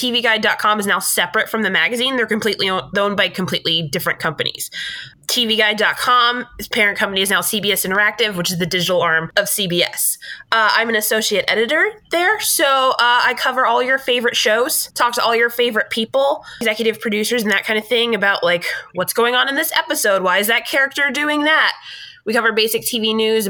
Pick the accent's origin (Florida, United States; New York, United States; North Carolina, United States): North Carolina, United States; Fayetteville; also born or lived in Kansas / Germany / Kentucky; I grew up mostly in Fayetteville, North Carolina. Before that, we moved there when I was 8